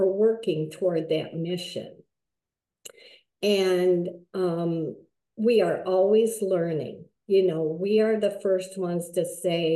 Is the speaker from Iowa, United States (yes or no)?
yes; Iowa, United States; moved away as an adult; also born or lived in San Jose, California / West Michigan; now in Michigan, United States; I grew up in Iowa. I grew up in a very small town